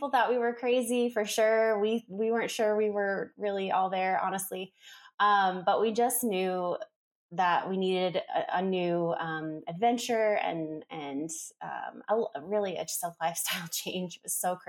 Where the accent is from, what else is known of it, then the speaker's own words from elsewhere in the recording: South Florida, United States; moved away as an adult; now in Franklin, North Carolina, United States; I'm actually from South Florida, like the Fort Lauderdale, Miami area. That's where I was born and raised